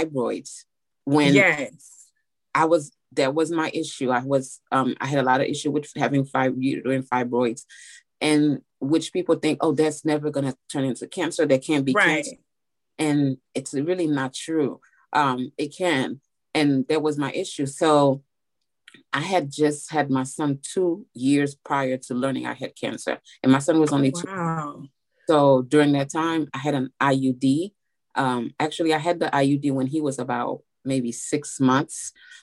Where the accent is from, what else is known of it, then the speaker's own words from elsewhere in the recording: Miami, Florida, United States; moved away as an adult; now in Nashville, United States; currently I'm living in Nashville, Tennessee, but I grew up in Florida and Miami. I'm from Miami